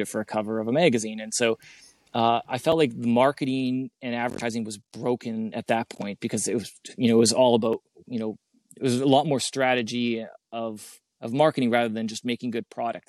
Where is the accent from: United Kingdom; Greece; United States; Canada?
Canada; being a Canadian